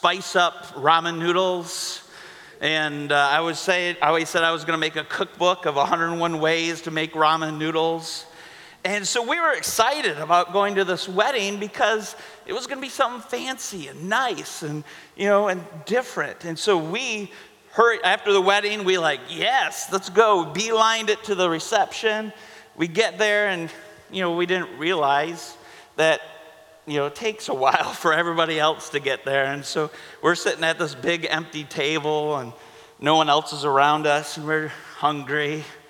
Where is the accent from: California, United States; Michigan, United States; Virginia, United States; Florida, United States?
Michigan, United States; Holly; I was from Holly